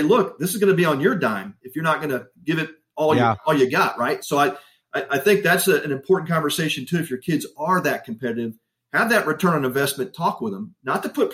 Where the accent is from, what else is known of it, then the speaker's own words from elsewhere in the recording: Texas, United States; I grew up in Texas